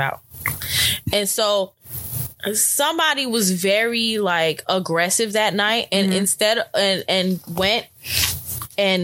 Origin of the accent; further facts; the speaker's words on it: New York City, New York, United States; I'm from Brooklyn.